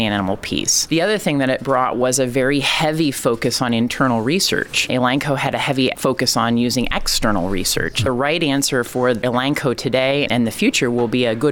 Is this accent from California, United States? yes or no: no; Iowa, United States; also born or lived in Ohio; now in Indiana, United States; So I grew up in Iowa, born in Ohio, very much been a Midwesterner